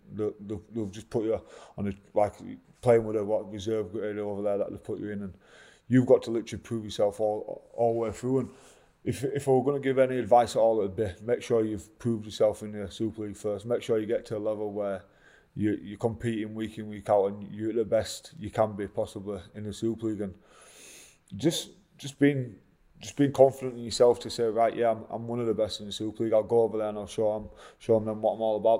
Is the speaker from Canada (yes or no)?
no; England, United Kingdom; as English English players